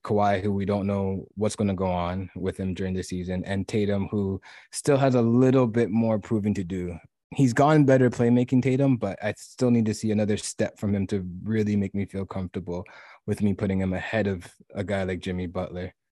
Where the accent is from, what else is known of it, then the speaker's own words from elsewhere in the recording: Toronto, Ontario, Canada; I am from Toronto